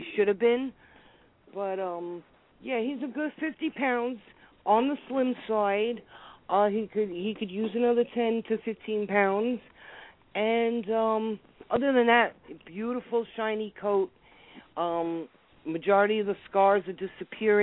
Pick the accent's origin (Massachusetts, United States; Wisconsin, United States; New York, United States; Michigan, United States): New York, United States; New York City; I'm an Italian from Brooklyn